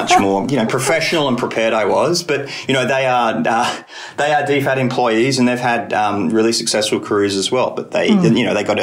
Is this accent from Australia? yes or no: yes; Kalamunda, Western Australia, Australia; moved away as an adult; also born or lived in Canberra; now in Seoul, South Korea; I had grown up in Kalamunda, which is outside of Perth